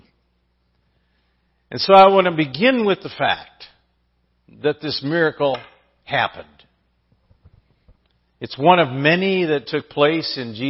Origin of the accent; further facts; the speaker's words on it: San Diego, California, United States; I grew up in San Diego